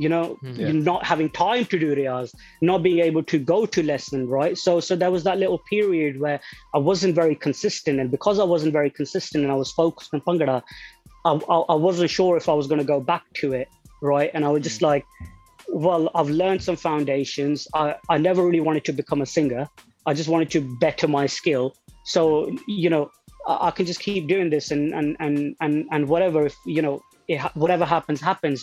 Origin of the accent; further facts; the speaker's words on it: Nottingham, East Midlands, United Kingdom; I'm from Nottingham